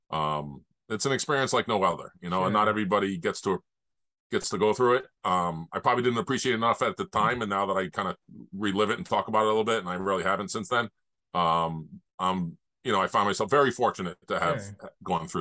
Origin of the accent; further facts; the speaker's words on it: Rhode Island, United States; growing up in Rhode Island